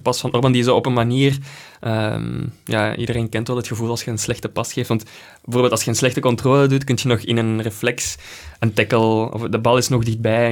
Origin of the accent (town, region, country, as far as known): Belgium